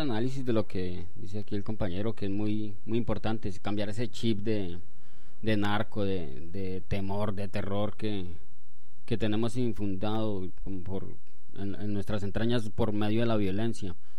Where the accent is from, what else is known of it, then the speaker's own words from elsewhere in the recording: Colombia; nuestra verdadera herencia como colombianos